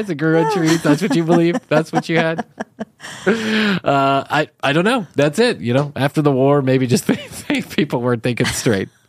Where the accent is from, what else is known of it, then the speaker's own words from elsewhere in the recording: Ireland; but I'm Irish and I don't have much to talk about, so there you go.